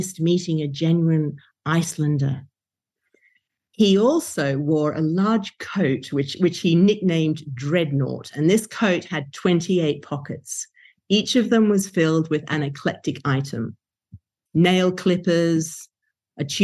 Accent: Brisbane, Queensland, Australia; my hometown of Brisbane, Australia

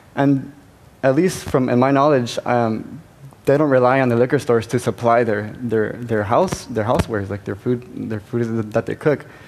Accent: Los Angeles, California, United States; I was born and raised in East LA.

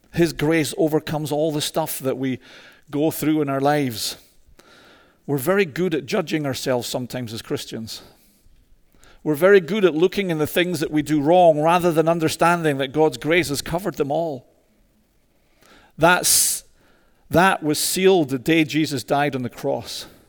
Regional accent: Scotland, United Kingdom; moved away; also born or lived in Toronto; a mad Scotsman

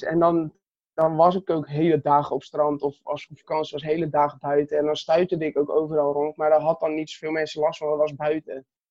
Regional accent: Katwijk, South Holland, Netherlands; Ik ben 22 jaar oud, geboren in Katwijk aan Zee

